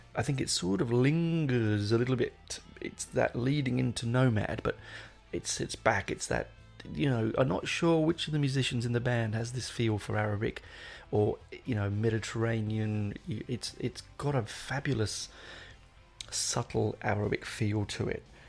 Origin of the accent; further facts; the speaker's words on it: England, United Kingdom; I'm an Englishman